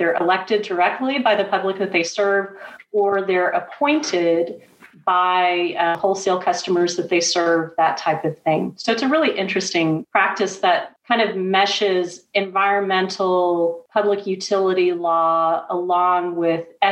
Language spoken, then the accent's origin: English; Houston, Texas, United States; I'm a native Texan. I grew up in Houston